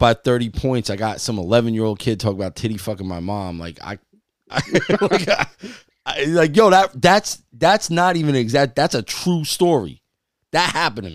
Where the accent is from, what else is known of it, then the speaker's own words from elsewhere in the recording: New Jersey, United States; We're from Jersey.